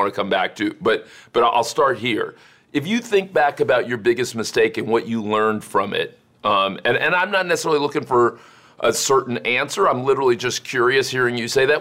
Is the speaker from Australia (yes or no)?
no; Miami, Florida, United States; growing up in Miami